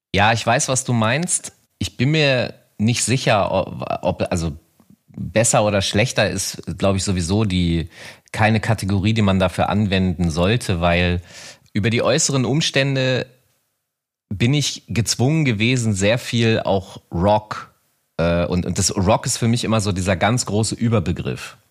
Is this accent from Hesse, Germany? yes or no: no; Hanover, Lower Saxony, Germany; in meiner Heimatstadt Hannover